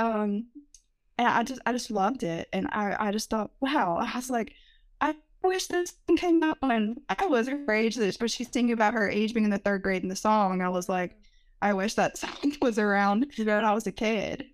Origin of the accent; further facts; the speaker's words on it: Rutherford County, North Carolina, United States; I'm from Rutherford County, a very small town